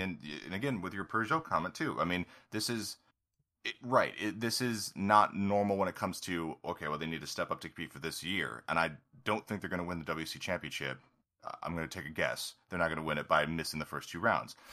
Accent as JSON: {"language": "English", "country": "United States", "said": "as an American"}